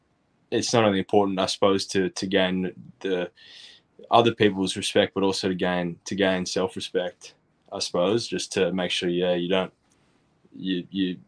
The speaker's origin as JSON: {"language": "English", "country": "Australia", "tie": "born or raised there", "also_born_or_lived": "United States", "moved": "yes", "said": "I grew up in Oz"}